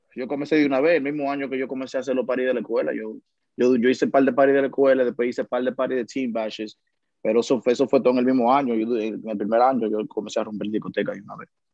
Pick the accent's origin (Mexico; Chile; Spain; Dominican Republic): Dominican Republic; now in New York, United States; yo soy un dominicano, un dominicano normal que le gusta comer su mangú por la mañana